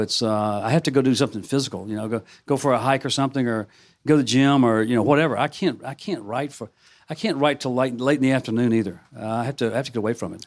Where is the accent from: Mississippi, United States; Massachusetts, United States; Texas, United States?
Mississippi, United States; a suburb of Memphis; my hometown, a suburb of Memphis